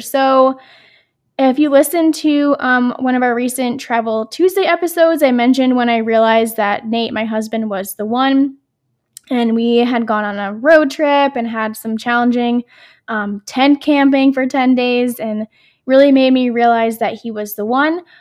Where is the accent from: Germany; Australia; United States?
United States; New York; moved away as an adult; now in Pennsylvania, United States; we're from New York, and how our school district was, was we would have a February break